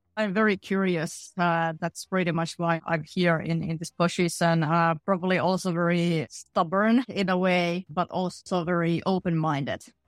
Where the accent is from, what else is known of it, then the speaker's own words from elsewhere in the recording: middle Finland, Central Finland, Finland; I grew up in a very small factory town in middle Finland.